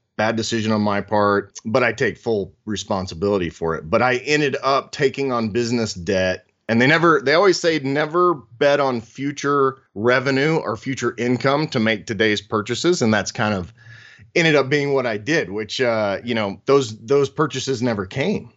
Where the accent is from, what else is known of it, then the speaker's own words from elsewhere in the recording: Oklahoma, United States; I grew up in Oklahoma, so there's a great car culture there